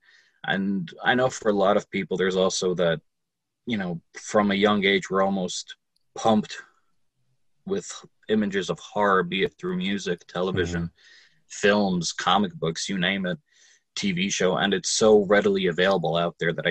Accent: Lodi, New Jersey, United States; Growing up in Jersey and growing up in Lodi

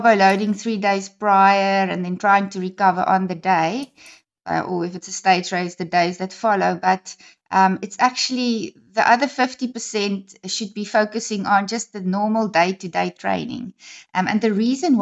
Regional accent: Gauteng, South Africa; moved away as an adult; now in East London, South Africa; I'm actually originally from Gauteng

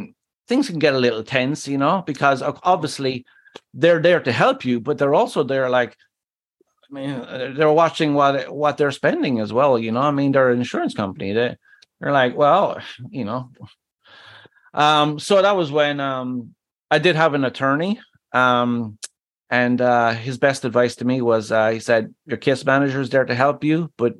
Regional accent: Ireland; moved away; My home country of Ireland

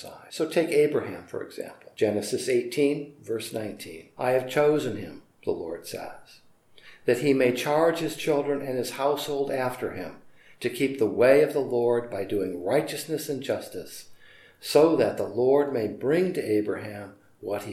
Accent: United States; as an American citizen, I'm well aware that I also live in a place that has long thought of itself as an inheritor of that idea of promised land

